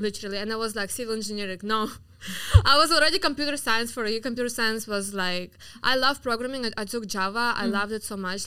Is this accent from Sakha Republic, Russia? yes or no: yes; Yakutsk, Sakha Republic, Russia; English is a second language; now in Miami, United States; I'm from Siberia. I'm from mm-hmm. the coldest city in the world called Yakutsk. I'm like native Siberian, so I'm from Russia